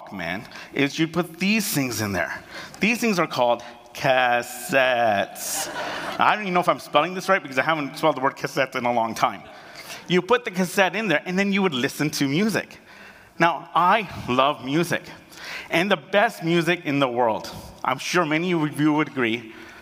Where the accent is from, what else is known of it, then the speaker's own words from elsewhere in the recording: Canada; also born or lived in Uganda / United Kingdom; I was born in Uganda. And then at the age of 18 months, we fled Uganda and we went to the United Kingdom for 2 years. And after that, we came to Canada.